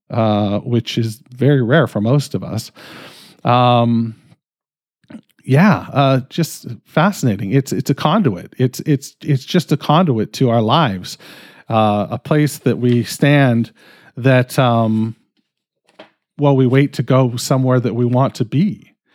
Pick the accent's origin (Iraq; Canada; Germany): Canada; I'm fucking Canadian